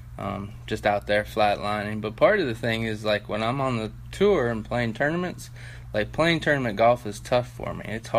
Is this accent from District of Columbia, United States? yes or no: yes; Washington, District of Columbia, United States; moved away; also born or lived in Cleveland, Ohio; I grew up playing basketball in Washington D.C.